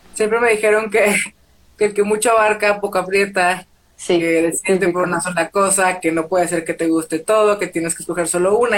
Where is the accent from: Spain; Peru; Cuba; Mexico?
Mexico; Torreón, Coahuila; moved away as an adult; also born or lived in United States; now in Mexico City, Mexico; soy de Torreón, Coahuila, vivo en la Ciudad de México